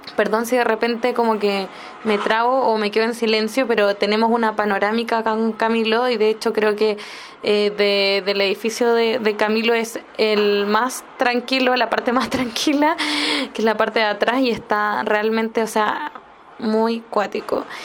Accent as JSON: {"language": "Spanish", "country": "Chile", "said": "Como chilena"}